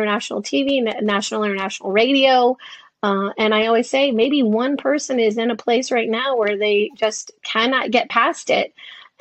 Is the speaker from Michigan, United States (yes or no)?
yes; Detroit, Michigan, United States; when I was a kid, I grew up in Detroit